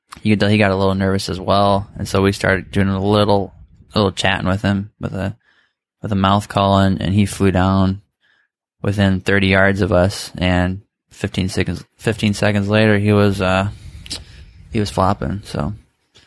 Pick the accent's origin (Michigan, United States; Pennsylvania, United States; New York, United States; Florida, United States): Michigan, United States; we're all from Michigan